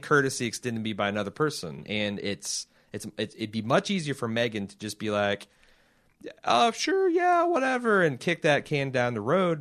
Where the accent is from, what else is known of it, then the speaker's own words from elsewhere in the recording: Indianapolis, Indiana, United States; I'm from Indianapolis